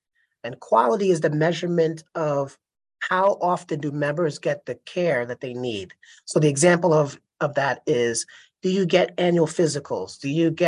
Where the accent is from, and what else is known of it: United States; born or raised there